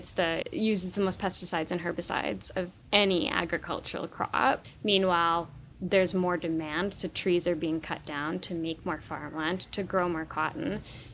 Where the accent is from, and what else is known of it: Vancouver Island, British Columbia, Canada; born or raised there